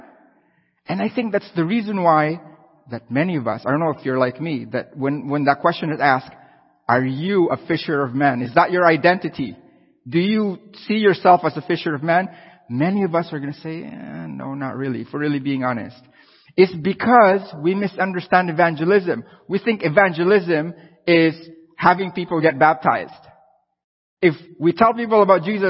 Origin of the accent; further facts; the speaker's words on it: Philippines; now in Canada; I'm from the Philippines